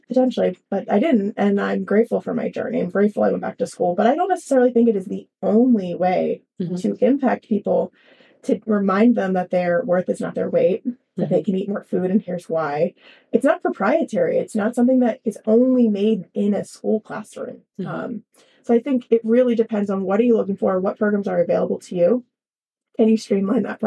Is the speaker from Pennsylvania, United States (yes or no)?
yes; Philadelphia, Pennsylvania, United States; I'm from Philadelphia originally